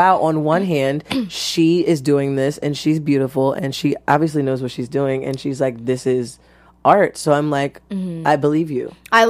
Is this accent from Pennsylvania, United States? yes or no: yes; Philadelphia, Pennsylvania, United States; Now, I know I'm from Philly.